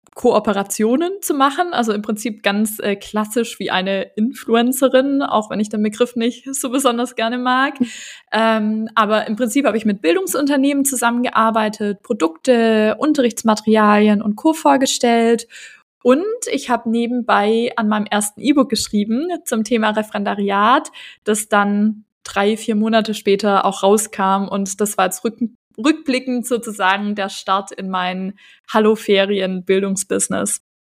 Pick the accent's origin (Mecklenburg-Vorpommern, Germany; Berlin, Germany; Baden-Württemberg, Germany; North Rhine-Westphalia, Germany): Baden-Württemberg, Germany; Stuttgart; moved away as an adult; also born or lived in Ludwigsburg / Bavaria / Singapore; now in Argentina; Also ich komme eigentlich aus Stuttgart.